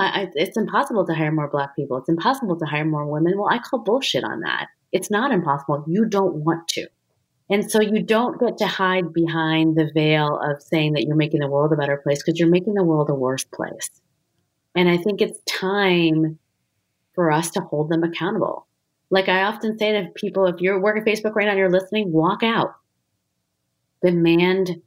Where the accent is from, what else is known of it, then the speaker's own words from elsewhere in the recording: United States; an Indian American, light-skinned woman